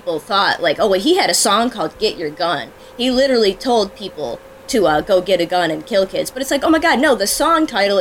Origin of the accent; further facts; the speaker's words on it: United States; as an American person, like, just an American citizen